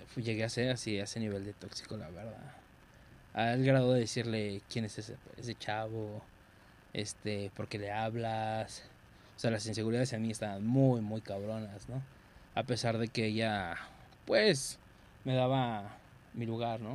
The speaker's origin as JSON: {"language": "Spanish", "country": "Mexico", "said": "como mexicano"}